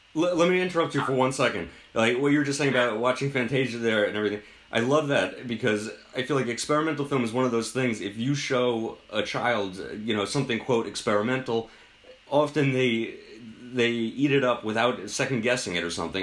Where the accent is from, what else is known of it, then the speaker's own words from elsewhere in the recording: Westchester, New York, United States; I grew up in Westchester